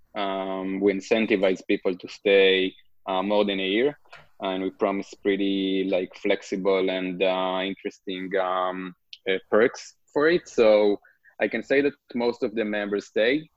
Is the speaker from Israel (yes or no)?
yes; Israel; English is a second language; moved away as an adult; also born or lived in Brooklyn, New York; now in New York, United States; As probably you can hear, I'm from Israel originally. I'm currently located in uh, Brooklyn, New York. Um, I grew up in a kibbutz